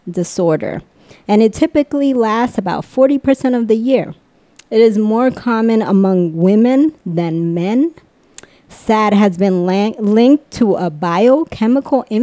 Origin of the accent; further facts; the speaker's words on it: Washington, District of Columbia, United States; moved away; I grew up in the D.C. area